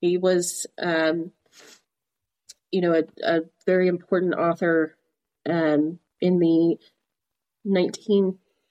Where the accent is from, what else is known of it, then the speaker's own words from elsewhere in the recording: Midland, Texas, United States; Midland, where we grew up, was a boom town